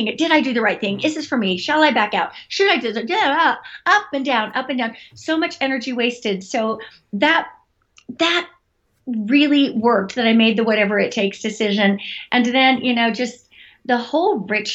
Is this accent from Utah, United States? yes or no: yes; Utah, United States; I grew up in Utah